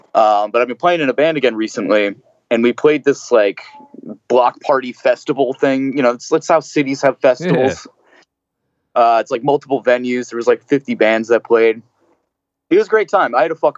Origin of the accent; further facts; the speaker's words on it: New Jersey, United States; moved away; And, you know, growing up in Jersey and everybody, like, I definitely had to dial a lot of my sarcasm back at first when I moved out here